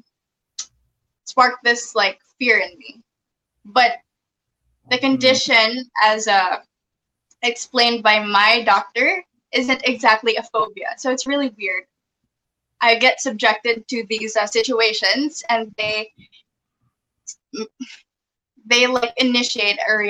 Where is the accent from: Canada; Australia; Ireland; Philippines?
Philippines; I was born and raised in the Philippines